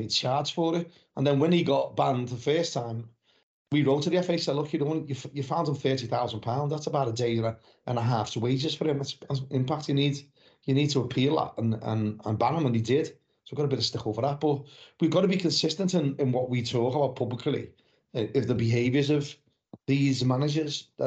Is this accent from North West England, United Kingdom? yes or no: yes; Liverpool, North West England, United Kingdom; moved away as an adult; now in West Country, United Kingdom; I was born and bred in Anfield, but I moved down to the south, in the West Country, 33 years ago. So I've been down here longer than I lived in Liverpool.